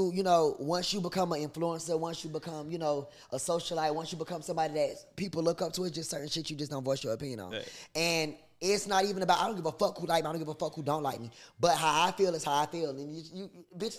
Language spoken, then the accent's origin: English; Florida, United States; I'm from Florida